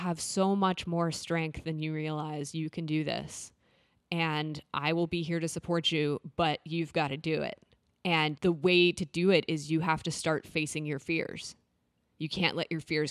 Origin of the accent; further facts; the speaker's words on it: Boulder, Colorado, United States; moved away; back to Boulder, which was my hometown